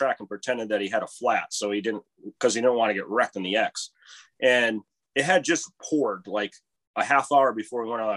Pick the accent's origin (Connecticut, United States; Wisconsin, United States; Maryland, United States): Connecticut, United States; Stafford; And then I grew up in Stafford, lived in Stafford my whole life